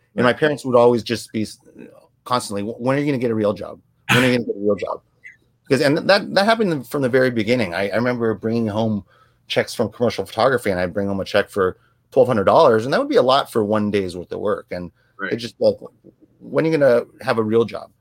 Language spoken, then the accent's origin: English; United States; growing up in an Asian household, but then growing up in American communities.